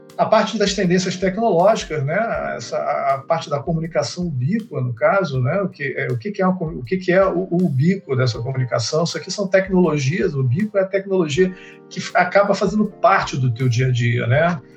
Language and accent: Portuguese; Rio de Janeiro, Brazil; eu sou do Rio de Janeiro